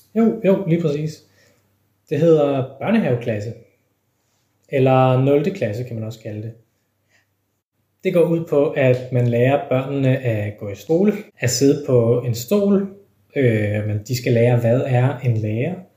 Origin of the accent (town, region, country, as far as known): Denmark